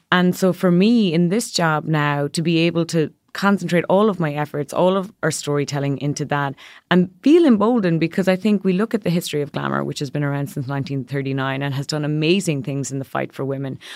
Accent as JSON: {"language": "English", "country": "Ireland", "tie": "born or raised there", "moved": "as an adult", "lives_now": "New York, United States", "said": "growing up in a country, I'm from Ireland, where for decades and generations, women had no access to reproductive rights"}